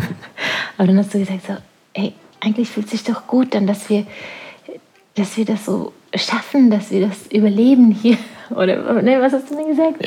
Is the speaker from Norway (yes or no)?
yes; Norway; now in La Palma, Spain; Norwegen ist meine Heimat. Es wird immer meine Heimat sein